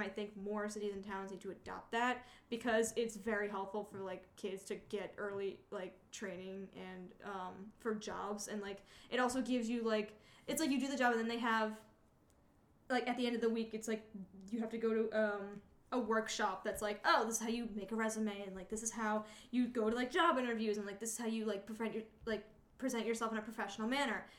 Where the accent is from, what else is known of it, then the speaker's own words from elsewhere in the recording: Malden, Massachusetts, United States; the most notable thing about my hometown, which no one talks about, um, is it was the birthplace and founding place of Converse